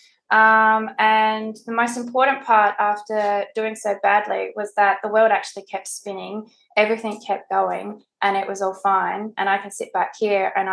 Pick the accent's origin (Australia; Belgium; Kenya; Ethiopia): Australia; Adelaide, South Australia; moved away; I'm from Adelaide originally